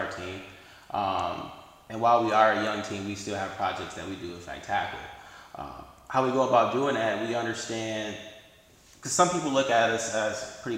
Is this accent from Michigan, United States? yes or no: yes; Detroit, Michigan, United States; I'm from Detroit